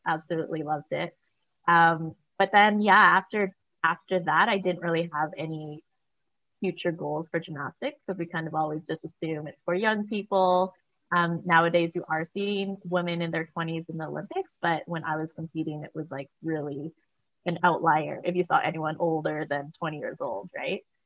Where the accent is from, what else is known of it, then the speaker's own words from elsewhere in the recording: Vancouver, British Columbia, Canada; moved away as an adult; also born or lived in Oregon; I grew up here in Vancouver, Canada.